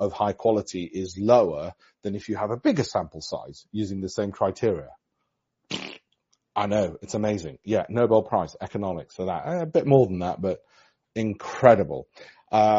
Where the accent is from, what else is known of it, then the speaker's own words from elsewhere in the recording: Yorkshire and the Humber, United Kingdom; I'm from Yorkshire, lunch or what we call dinner up north